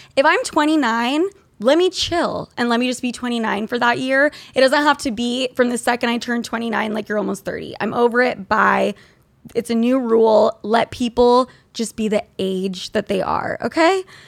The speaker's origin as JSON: {"language": "English", "region": "Utah", "country": "United States", "tie": "born or raised there", "said": "When I grew up in Utah"}